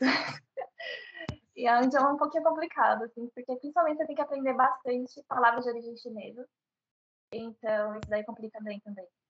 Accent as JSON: {"language": "Portuguese", "town": "Santo André", "region": "São Paulo", "country": "Brazil", "tie": "born or raised there", "moved": "as an adult", "lives_now": "Seoul, South Korea", "said": "criada em Santo André, que é a região metropolitana de São Paulo"}